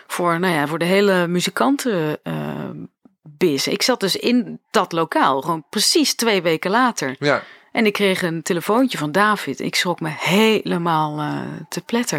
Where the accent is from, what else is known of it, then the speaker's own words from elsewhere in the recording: Arnhem, Gelderland, Netherlands; op Artes in Arnhem, waar ik vandaan kom